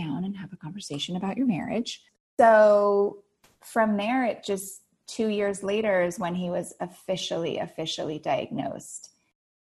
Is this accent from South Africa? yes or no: no; Santa Monica, California, United States; also born or lived in Santa Barbara, California / Playa del Rey, California; I was born in Santa Monica, California, and I actually have not left Southern California